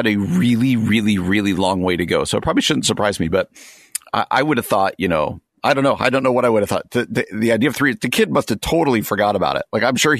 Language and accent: English; New Jersey, United States; where I grew up in New Jersey